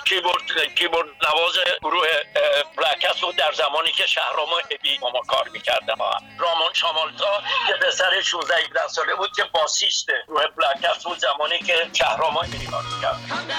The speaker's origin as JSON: {"language": "Persian", "country": "Iran", "tie": "born or raised there", "also_born_or_lived": "England"}